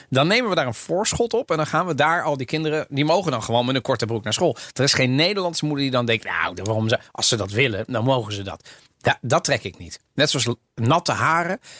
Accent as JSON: {"language": "Dutch", "country": "Italy", "lives_now": "Netherlands", "said": "maar ook, ik, ik, ik ben Italiaans als het bijvoorbeeld gaat over... Ik zag, ehm, eh, vorige week was het slecht weer in Nederland."}